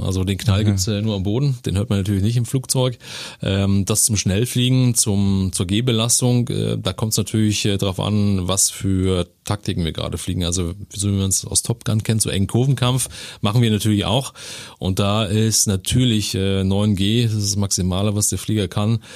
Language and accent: German; Senftenberg, Brandenburg, Germany; born or raised there; moved away as an adult; also born or lived in Dresden, Saxony; now in Neuburg an der Donau, Germany